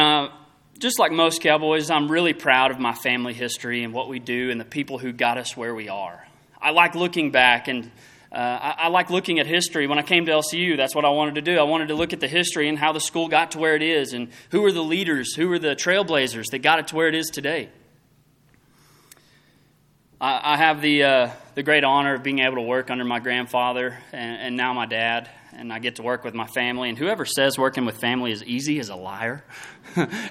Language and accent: English; Throckmorton, Texas, United States; I was raised in Throckmorton, very small town.